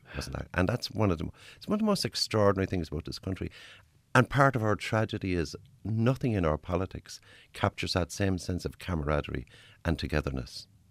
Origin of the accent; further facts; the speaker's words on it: Cork, Munster, Ireland; where I grew up in Cork